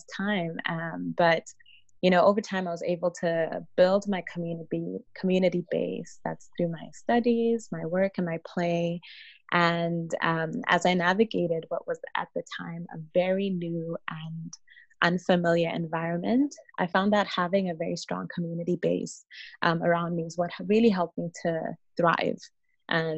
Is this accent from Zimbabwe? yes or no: yes; Zimbabwe; moved away as an adult; now in Ottawa, Canada; I was born in Zimbabwe, and I spent the majority of my childhood and adolescence there